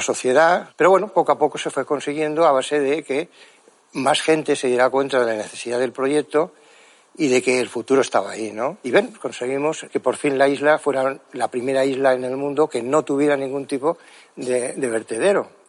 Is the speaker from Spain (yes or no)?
yes; Mallorca, Balearic Islands, Spain; Yo vengo de Mallorca